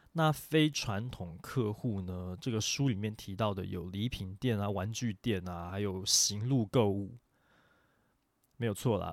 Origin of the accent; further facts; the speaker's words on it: Taiwan; 我们台湾这边